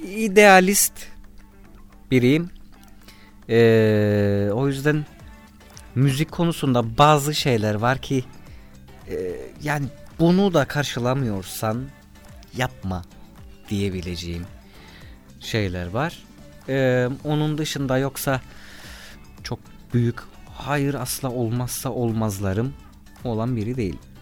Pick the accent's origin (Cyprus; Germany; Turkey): Cyprus; Kıbrıslı Akdeniz insanıyız